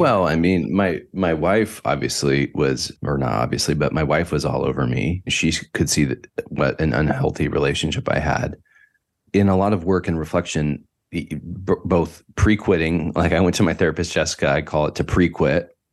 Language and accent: English; Northern California, United States; I grew up in Northern California, about an hour north of the city, San Francisco, way out i, on P C H in the middle of nowhere